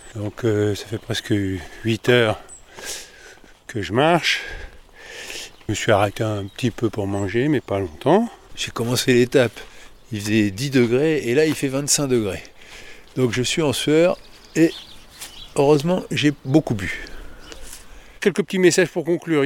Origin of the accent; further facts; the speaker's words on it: Paris, Île-de-France, France; je suis de Paris